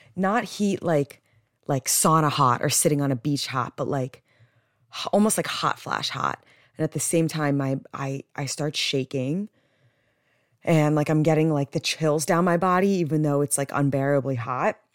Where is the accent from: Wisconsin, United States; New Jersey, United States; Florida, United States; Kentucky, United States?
New Jersey, United States; growing up in Jersey, I don't, I don't think I have an accent